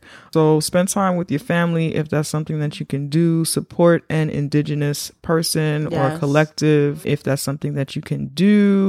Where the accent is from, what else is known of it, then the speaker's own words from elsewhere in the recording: Bronx, New York, United States; We're from the Bronx.